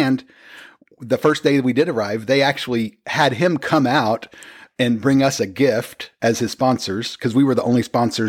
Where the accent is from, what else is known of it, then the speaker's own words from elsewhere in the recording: Oklahoma, United States; also born or lived in Texas / Washington; But Oklahoma doesn't really count because we're from Oklahoma. So anytime you move back there, it doesn't count as...